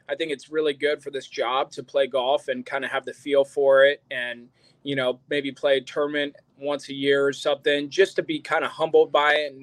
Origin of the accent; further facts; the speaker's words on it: West Coast, United States; we're both from the West Coast